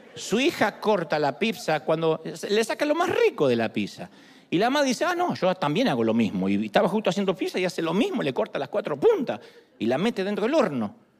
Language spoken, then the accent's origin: Spanish; Argentina; moved away; Era la idea que yo tenía en Argentina. De niño